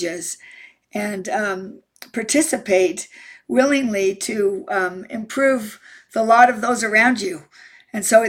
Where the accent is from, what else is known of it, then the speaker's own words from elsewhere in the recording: Utah, United States; I'm from Utah